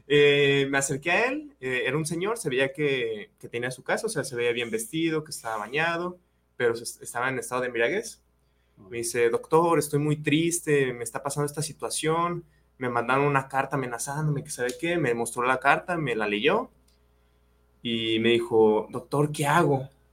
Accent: Yahualica, Jalisco, Mexico; mi pueblo, yo soy de Yagualica

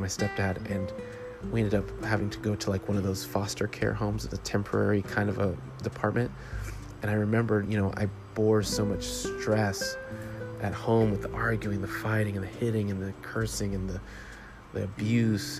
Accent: Jamaica; the culture that I was raised in as a Jamaican and the background I come from

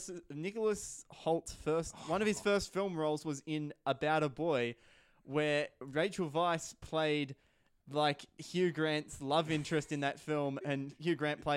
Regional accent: Australia; We are Australian after all

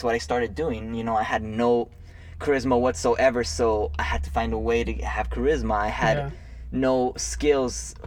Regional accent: Santa Barbara, California, United States; I was born here in Santa Barbara, so I am a Southern California local.

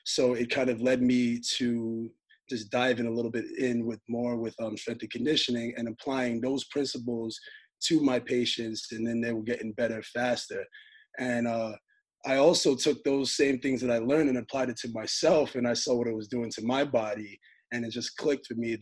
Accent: New York, United States; I'm born and raised in New York.

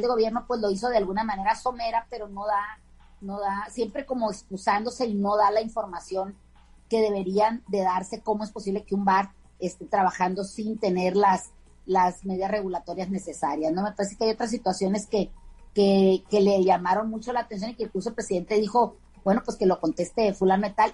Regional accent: Caimanero, Sinaloa, Mexico; mi pueblo, para Caimanero, que hoy se festeja el Día de la Santa Cruz y es el santo patrono de esa pequeña comunidad. de Sinaloa

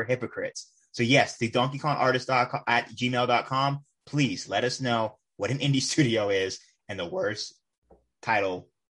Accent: San Francisco Bay Area, California, United States; Yeah, I'm from the Bay Area.

